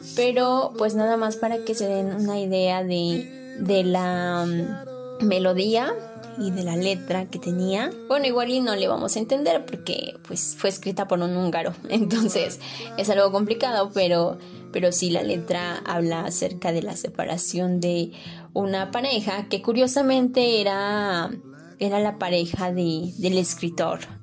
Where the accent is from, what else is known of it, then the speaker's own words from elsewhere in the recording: Mexico; aquí en México